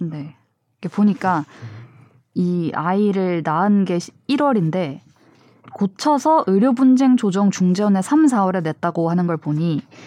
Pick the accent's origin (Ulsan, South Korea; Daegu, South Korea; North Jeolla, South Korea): Ulsan, South Korea; moved away; 저의 고향 울산